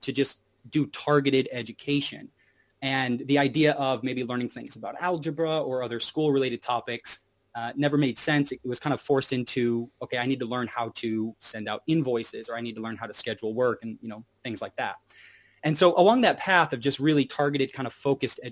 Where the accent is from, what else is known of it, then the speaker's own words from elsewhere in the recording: Hot Springs, Arkansas, United States; moved away; I was from Hot Springs, Arkansas, down south in the USA